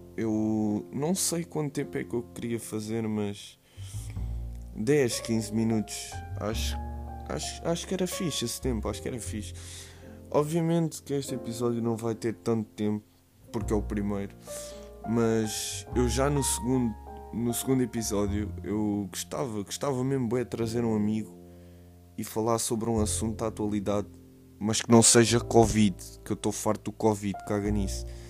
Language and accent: Portuguese; Caldas da Rainha, Centro, Portugal; sou das Caldas da Rainha